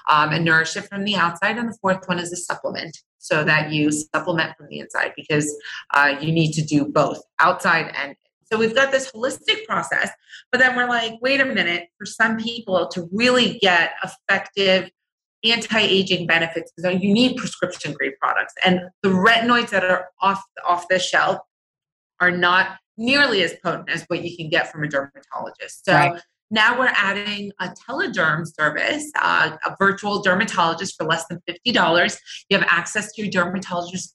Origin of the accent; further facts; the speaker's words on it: New Jersey, United States; now in Los Angeles, United States; I grew up in New Jersey, very, very humid summers. Now I'm in California